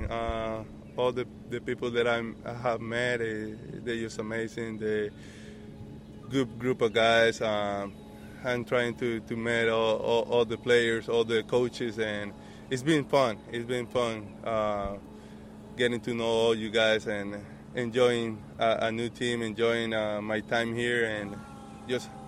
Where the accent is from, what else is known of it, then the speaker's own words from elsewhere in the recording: Panama; Panama is a big baseball country, and uh, we we just love uh, watching baseball, playing baseba